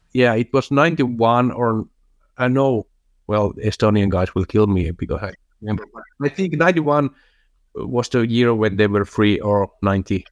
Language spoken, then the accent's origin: English; Finland; English is a second language; Jupp is my, my hometown team